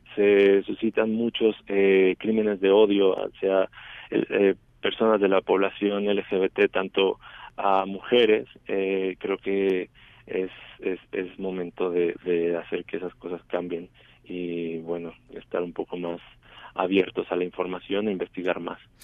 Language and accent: Spanish; Chiapas, Mexico; moved away as an adult; now in Mexico City, Mexico; Yo soy originario de Chiapas